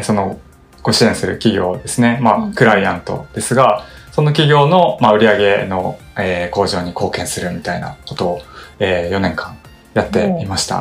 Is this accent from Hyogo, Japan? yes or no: yes; Kobe, Hyogo, Japan; also born or lived in Tokushima / South Korea; now in Tokyo, Japan; 地元の神戸に戻って、はい、実家からリモートワークしてた時期もあって